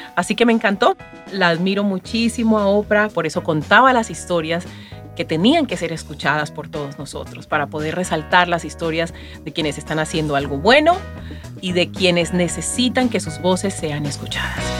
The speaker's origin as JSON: {"language": "Spanish", "region": "Chocó", "country": "Colombia", "tie": "born or raised there", "moved": "as an adult", "lives_now": "Miami, United States", "said": "Nací en Colombia, en una región muy pobre llamada El Chocó."}